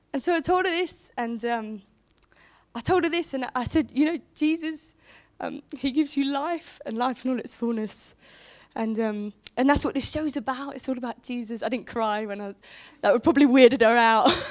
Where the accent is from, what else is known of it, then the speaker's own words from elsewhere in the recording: Portsmouth, South East England, United Kingdom; moved away as an adult; now in Romsey, United Kingdom; a Pompey gal, I grew up in Portsmouth